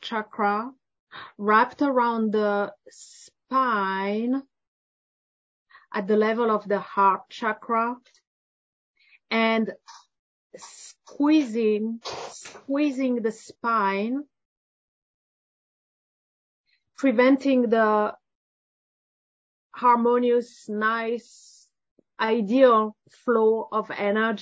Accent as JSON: {"language": "English", "country": "France", "said": "I'm from France"}